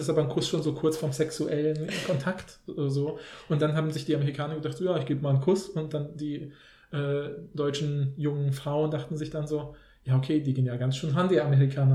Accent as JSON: {"language": "German", "country": "Poland", "tie": "born or raised there", "moved": "yes", "lives_now": "Germany", "said": "in Polen war das halt so das Übliche in den Kontexten, wo wir, ja, wo ich aufgewachsen bin"}